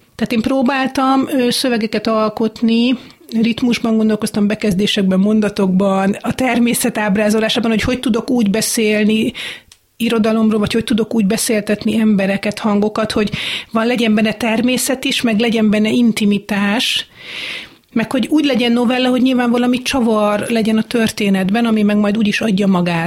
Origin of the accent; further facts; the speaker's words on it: Hungary; a gyerekkoromban a Balatonparton